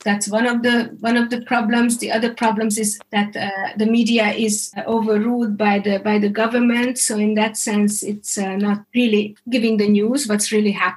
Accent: Hungary; I'm coming from Hungary, and growing up in a communistic system, there was one media and nobody trusted it

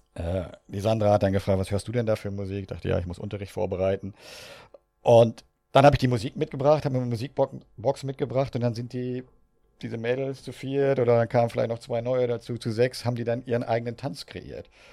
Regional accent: Northern Germany, Germany; wie ich groß geworden ja, bin. in Norddeutschland, wie man an meinem Dialekt sicher hört

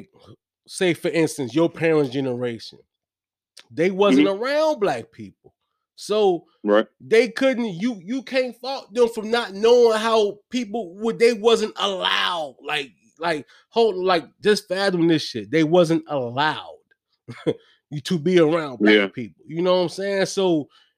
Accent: Hopewell, Virginia, United States; growing up in Hopewell, Virginia

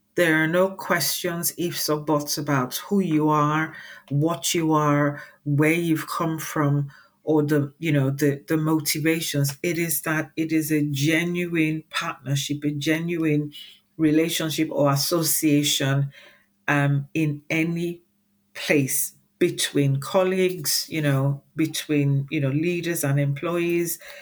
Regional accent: Nigeria; moved away as an adult; now in United Kingdom; I was born and raised in Nigeria, I spent uh, quite a lot of my childhood here in the UK uh, with my parents

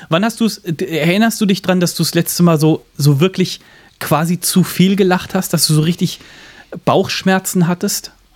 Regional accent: Central Hesse, Germany; ich komme äh, aus Mittelhessen

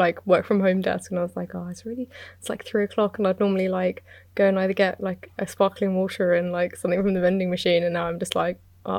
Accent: United Kingdom; I'm British.

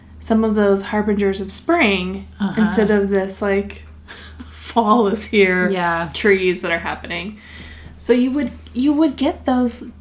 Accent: Willamette Valley, Oregon, United States; I grew up in the heart of Willamette Valley wine country

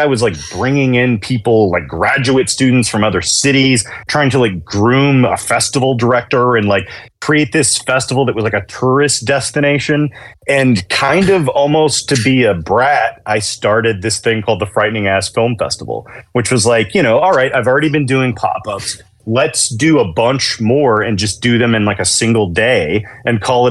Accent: Chattanooga, Tennessee, United States; also born or lived in Nashville; I grew up in Chattanooga, but I moved to Nashville in 2001

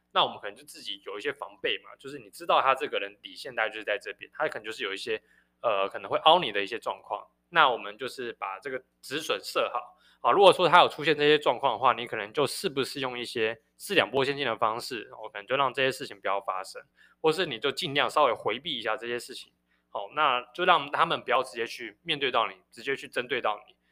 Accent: Taiwan; 身为台湾人

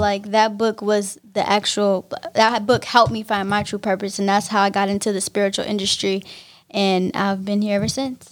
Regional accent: Pittsburg, California, United States; I'm from Pittsburgh, California

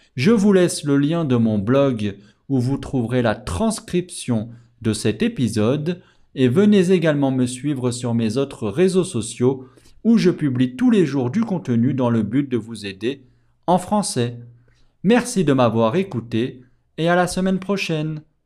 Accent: France; je suis français

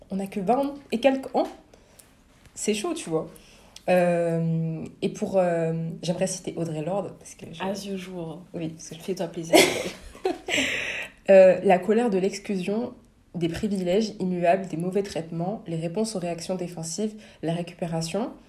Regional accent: Senegal; Je suis sénégalaise, ouais, mais.

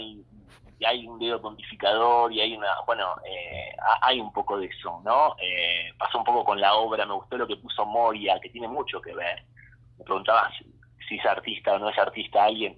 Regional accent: Olavarría, Buenos Aires Province, Argentina; Yo crecí en Olavarría, desde donde te hablo

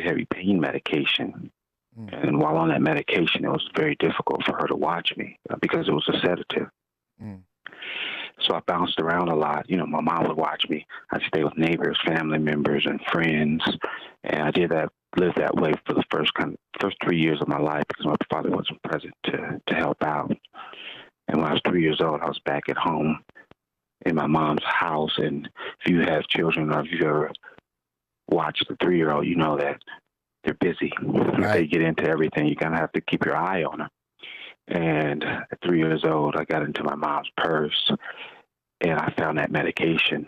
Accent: Los Angeles, California, United States; I was born and raised in South Central

